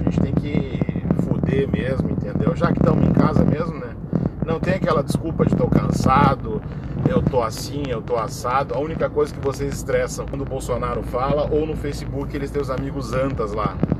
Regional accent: Brazil; Eu sou brasileiro

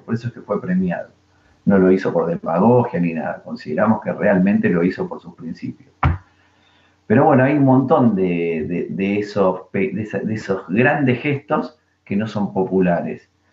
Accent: Argentina

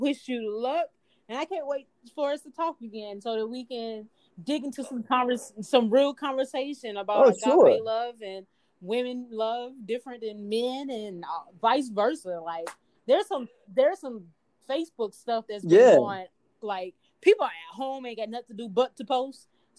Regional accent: Maxton, North Carolina, United States; now in Atlanta, United States; I'm from Maxton, North Carolina. Laurinburg, Maxton area.

